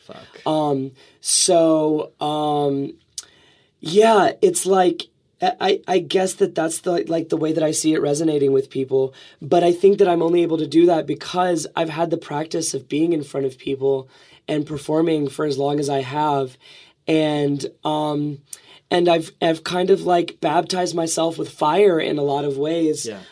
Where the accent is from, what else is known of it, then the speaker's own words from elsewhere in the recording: Alabama, United States; I'm from Alabama.